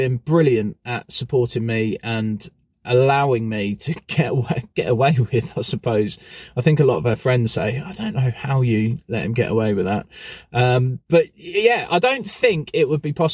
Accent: Newport Pagnell, South East England, United Kingdom; my hometown of Newport Pagnell

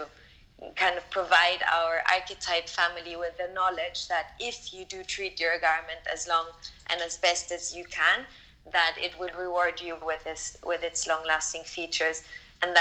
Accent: Austria; now in London, United Kingdom; Mom is based in Austria and I'm based in London. So we're both from Austria.

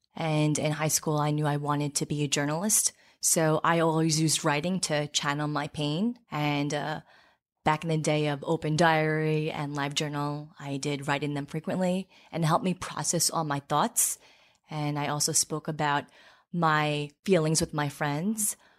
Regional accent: Farmingdale, New York, United States; also born or lived in Seoul, South Korea; I grew up in Farmingdale

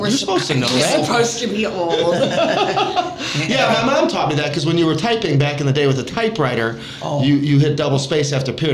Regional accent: Chesterton, Indiana, United States; growing up in Chesterton

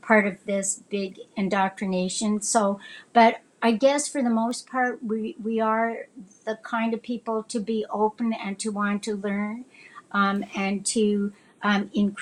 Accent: Saskatchewan, Canada; I was born here. I was born in Saskatchewan.

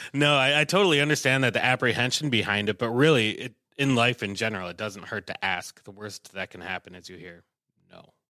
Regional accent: Willmar, Minnesota, United States; I'm from Wilmer, a little, little ways away

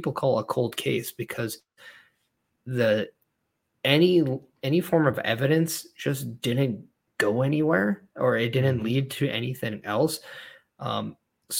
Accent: Edmonton, Alberta, Canada; As someone who's actually from Edmonton, like, I was born in Edmonton myself

